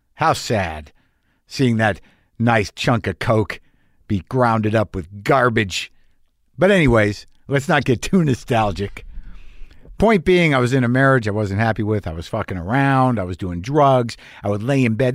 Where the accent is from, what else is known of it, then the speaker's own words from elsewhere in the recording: Albuquerque, New Mexico, United States; my hometown of Albuquerque, New Mexico